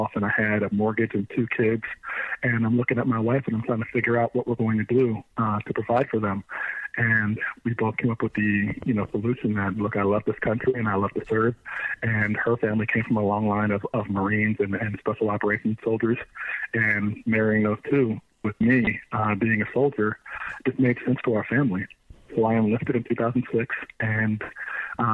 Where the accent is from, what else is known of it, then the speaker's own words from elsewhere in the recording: Frederick, Maryland, United States; I'm from Maryland. I grew up in Frederick and Montgomery County, Maryland.